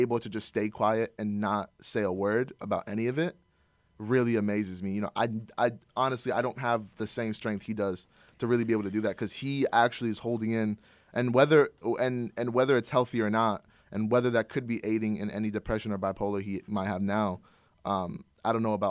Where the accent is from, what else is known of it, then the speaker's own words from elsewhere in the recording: Iran; I'm Iranian.